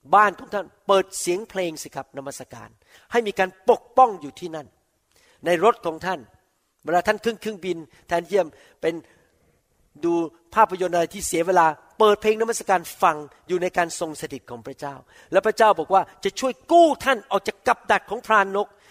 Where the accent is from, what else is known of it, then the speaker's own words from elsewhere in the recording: Thailand; ผมโตในประเทศไทย